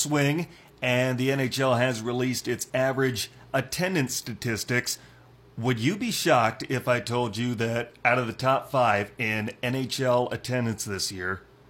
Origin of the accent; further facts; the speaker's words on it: Northwestern Iowa, United States; moved away; My hometown is 2 hours from Omaha